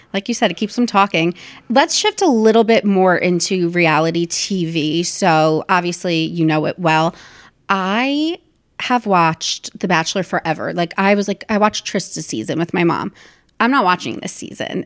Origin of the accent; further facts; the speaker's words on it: New Jersey, United States; moved away as an adult; also born or lived in New York; my hometown in New Jersey